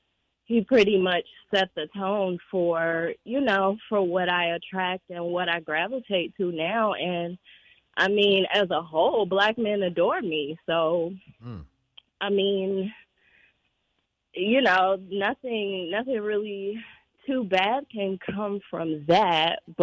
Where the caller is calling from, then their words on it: Chicago, Illinois, United States; from Chicago. What's up, y'all?